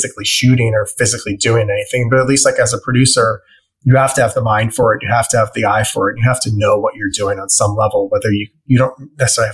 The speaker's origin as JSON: {"language": "English", "area": "Westchester", "region": "New York", "country": "United States", "tie": "born or raised there", "also_born_or_lived": "Brooklyn, New York City", "said": "I was born in Brooklyn at Park Slope, but then I moved to Westchester when I was 6. So I grew up in the suburbs outside of New York City."}